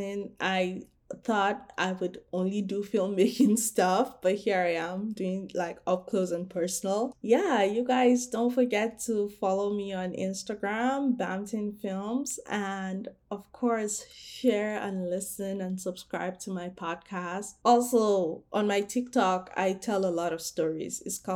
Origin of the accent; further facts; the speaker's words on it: Nigeria; I'm Nigerian